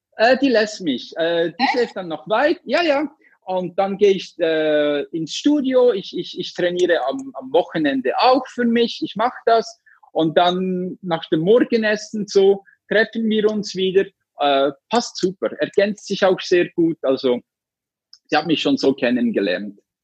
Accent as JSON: {"language": "German", "country": "Switzerland", "said": "ich komme aus der Schweiz."}